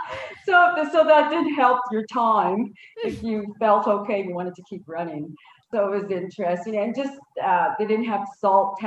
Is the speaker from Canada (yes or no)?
yes; Saskatchewan, Canada; now in Calgary, Canada; I grew up in Saskatchewan